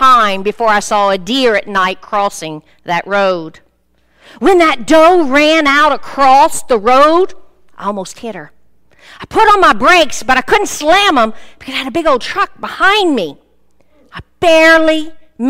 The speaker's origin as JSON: {"language": "English", "area": "Cajun country", "region": "Louisiana", "country": "United States", "said": "I'm from Cajun country"}